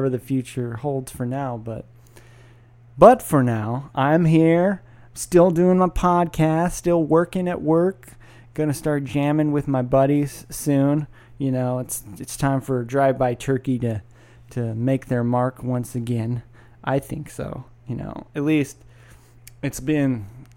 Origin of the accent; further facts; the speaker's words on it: Sacramento, California, United States; I'm from Sacramento